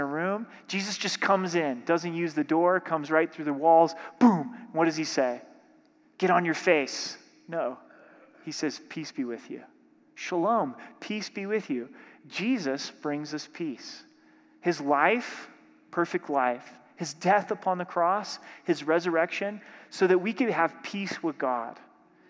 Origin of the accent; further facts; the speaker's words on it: Southern Oregon, United States; My home church that I grew up in Southern Oregon